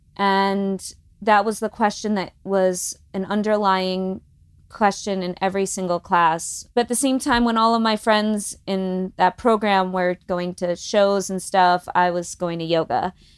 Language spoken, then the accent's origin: English; Long Island, New York, United States; moved away as an adult; also born or lived in Los Angeles; growing up on Long Island